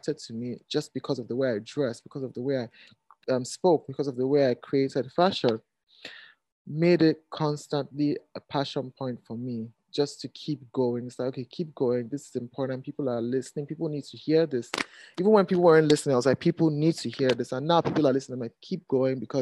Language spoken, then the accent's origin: English; Nigeria; I am a Nigerian and African designer.